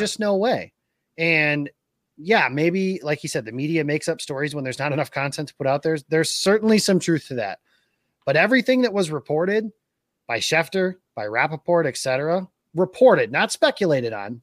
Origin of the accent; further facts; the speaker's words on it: Rockford, Illinois, United States; I'm from Rockford, Illinois